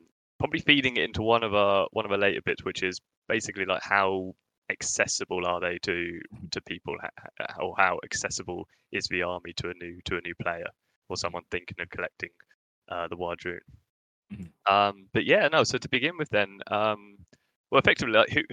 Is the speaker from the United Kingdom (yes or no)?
yes; United Kingdom; two British idiots